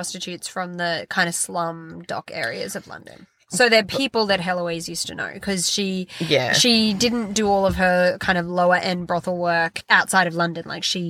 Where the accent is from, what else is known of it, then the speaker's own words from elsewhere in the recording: Australia; I'm Australian.